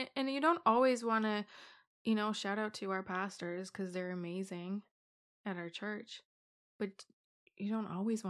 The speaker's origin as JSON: {"language": "English", "country": "Ireland", "tie": "born or raised there", "also_born_or_lived": "Romania", "lives_now": "Canada", "said": "Born in Romania, raised in Ireland. I feel like every time we have this conversation with people, it gets so complicated because we've moved so many times."}